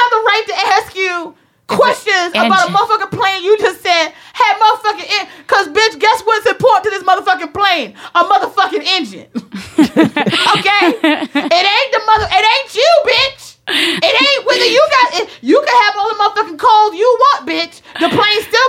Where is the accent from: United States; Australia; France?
United States; the North; I'm from the North